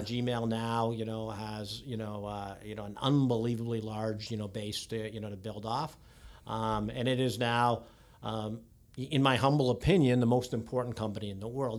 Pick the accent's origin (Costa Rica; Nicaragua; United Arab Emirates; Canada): Canada; just outside Toronto, Ontario; moved away as an adult; now in Silicon Valley, United States; born and raised out, just outside, uh, uh, Toronto